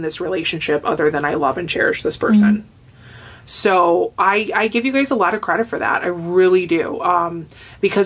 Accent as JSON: {"language": "English", "town": "Hammond", "country": "United States", "said": "I'm from Hammond"}